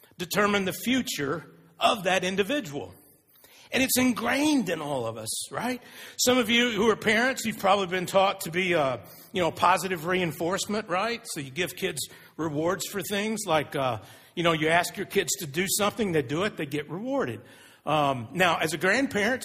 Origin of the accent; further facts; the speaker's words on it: Texas, United States; I'm from Texas, so I played football for 7 or 8 years as a elementary, junior high, and high school